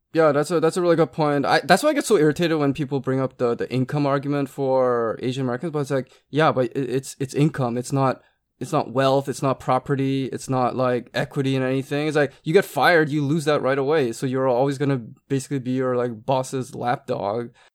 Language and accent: English; Canada; when I was growing up in Canada